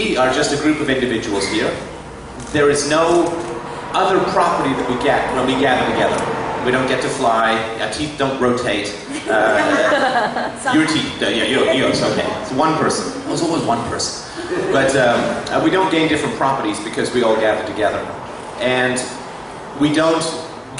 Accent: England, United Kingdom; I was raised a Christian in England

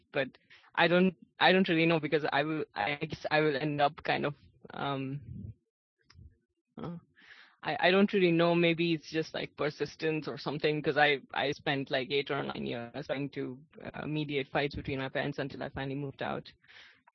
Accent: India; I'm from India

